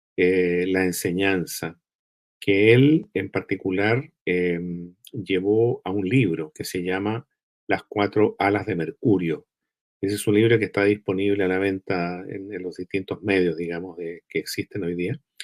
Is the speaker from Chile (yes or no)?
yes; Chile; soy un chileno que nació en esta tierra hace ya 68 años atrás